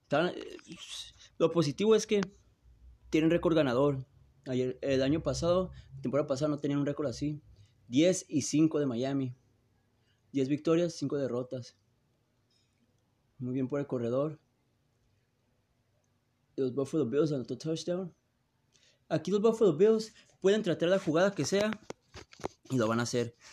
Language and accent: Spanish; Tijuana, Baja California, Mexico; Ah, yo soy de Frontera, San Diego, Tijuana. Eh, son de donde yo me crié y donde yo ahorita me encuentro.